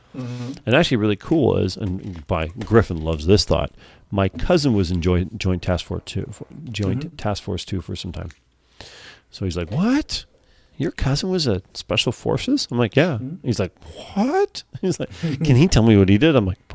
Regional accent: Canada

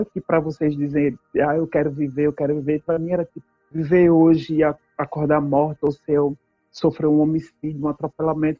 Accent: Northeast Region, Brazil; moved away as an adult; now in Canada; eu sou nordestina, sou preta, sou periférica

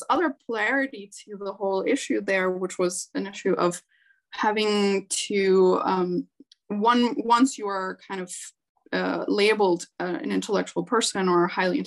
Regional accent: Chile; moved away as an adult; also born or lived in Canada; growing up in Chile. So my family moved to Canada when I was 19.

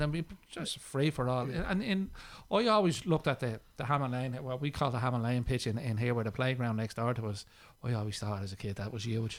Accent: Dublin, Leinster, Ireland; when I grew up in Whelan House

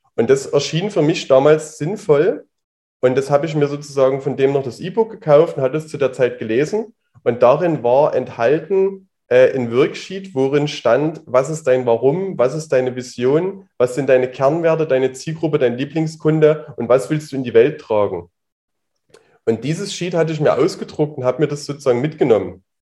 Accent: Leipzig, Saxony, Germany; bin aus Leipzig, bin jetzt 30 Jahre alt und sitze hier auch gerade noch in Leipzig.

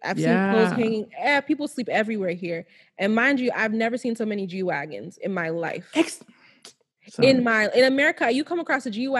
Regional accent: Nigeria; Every last Nigerian, we are the shit. Like, I'm not even trying to say that because I'm Nigerian.

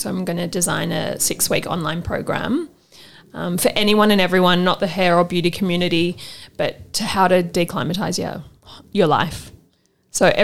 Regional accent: Sydney, New South Wales, Australia; I grew up on the North Shore

